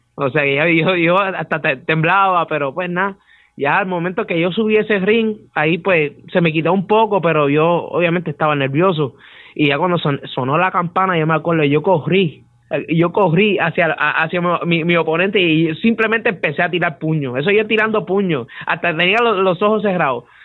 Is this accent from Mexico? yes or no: no; Utuado, Puerto Rico; te estoy representando a Utuado, que soy de Utuado